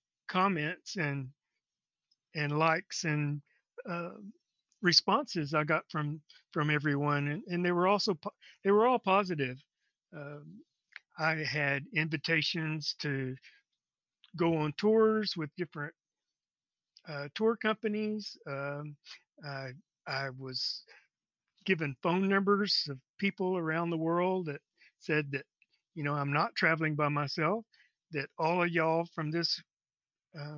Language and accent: English; Texas, United States; now in Corpus Christi, United States; I live in Corpus Christi, Texas. I've lived in around Texas most of my life